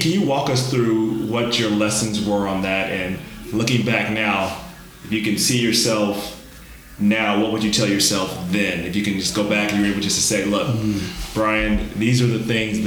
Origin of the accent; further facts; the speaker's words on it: Cincinnati, Ohio, United States; I'm born in the other part of the world, Cincinnati